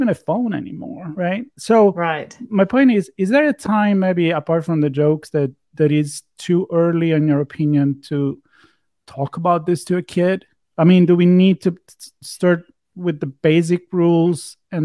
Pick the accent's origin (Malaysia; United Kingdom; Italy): Italy; Florence, Tuscany; moved away; I come from Italy, where we don't understand each other if we speak in dialect. I mean, we don't have a dialect in Florence